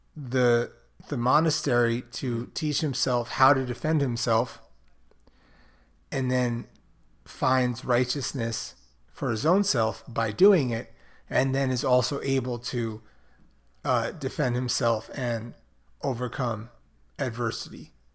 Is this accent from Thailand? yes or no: no; New York City, New York, United States; growing up in Brooklyn, there was Fulton Mall